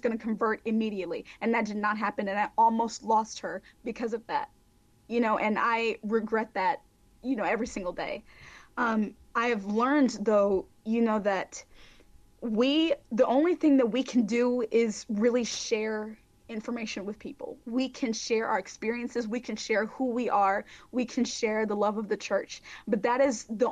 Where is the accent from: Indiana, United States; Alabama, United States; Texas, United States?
Alabama, United States; Mobile; Mobile, Alabama, my hometown